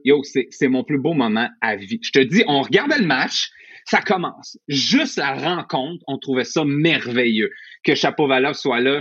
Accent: Montreal, Quebec, Canada; moi, je viens de Rivière-des-Prairies, milieu relativement pauvre dans ce coin-là

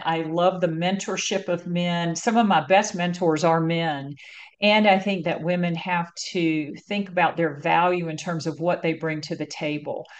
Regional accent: North Carolina, United States; moved away as an adult; now in California, United States; growing up in North Carolina, one of the reasons I left was that I got a lot of pressure to like be married and have children

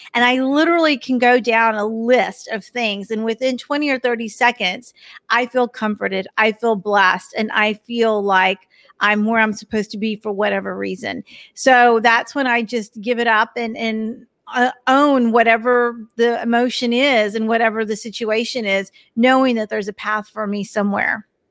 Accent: Texas, United States; I'm from Texas, so you might hear it every once in a while when I say y'all

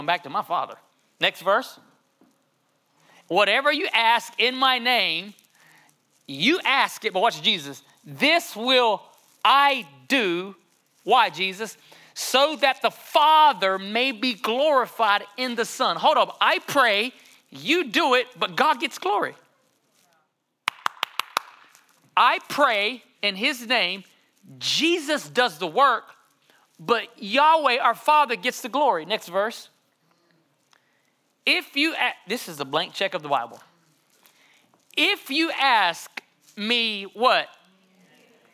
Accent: Johnston County?, North Carolina, United States; I grew up in John Station, North Carolina

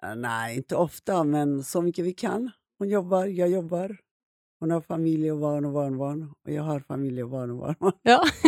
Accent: Iran; moved away as an adult; now in Sweden; Jag växte upp i Iran

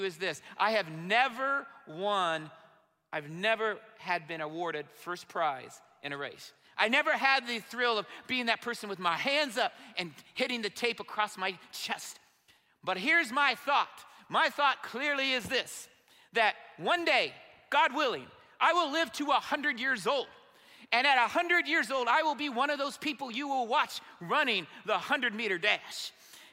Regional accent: Indiana, United States; I'm from Indiana

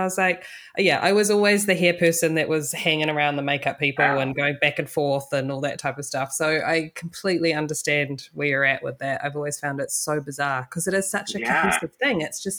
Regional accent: New Zealand; moved away; I moved over from New Zealand, and in New Zealand, we do both hair and makeup.

